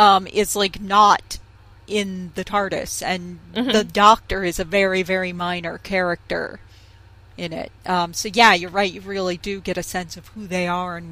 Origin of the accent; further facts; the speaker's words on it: United States; growing up in America and playing lots of sports in school